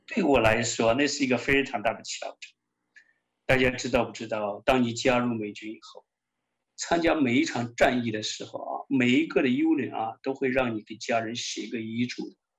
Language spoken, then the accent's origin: Chinese; western China, China; moved away as an adult; also born or lived in Soviet Union; now in United States; 我从小生活在西部啊，很多宗教围绕着我